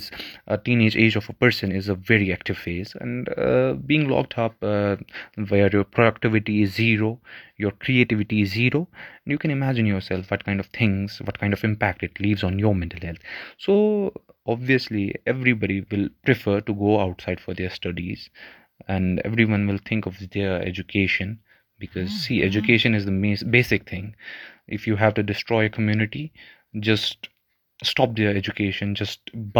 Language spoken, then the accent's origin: English; Jammu and Kashmir, India; I'm a student from Kashmir